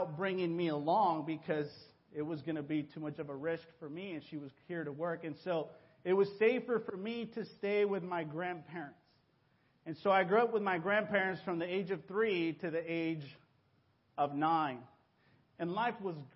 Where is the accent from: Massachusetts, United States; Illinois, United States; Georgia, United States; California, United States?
California, United States; Hawaiian Gardens; first language Spanish; English is a second language; also born or lived in Mexico; I came to this country when I was 9 years old. And so I started school here in fourth grade. I didn't speak any English. And so I grew up just a few blocks away from here, Hawaiian Gardens, HG